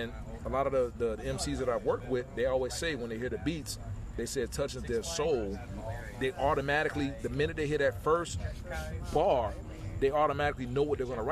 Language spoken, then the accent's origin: English; Miami, Florida, United States